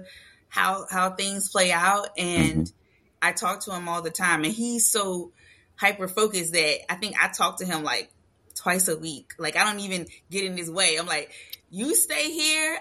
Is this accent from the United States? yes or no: yes; Louisiana, United States; We're from Louisiana